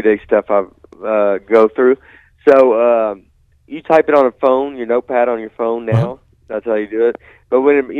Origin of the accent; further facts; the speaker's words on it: Nashville, Tennessee, United States; also born or lived in Chicago; I'm from Nashville, and I live here now